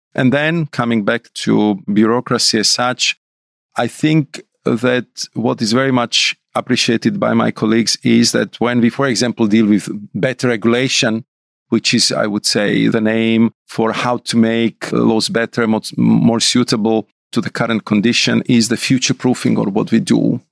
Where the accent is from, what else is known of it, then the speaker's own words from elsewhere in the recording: Bratislava, Bratislava Region, Slovakia; I'm from Bratislava, and I was, uh, growing up in suburb, which was like, I would say, two kilometers from the real Iron Curtain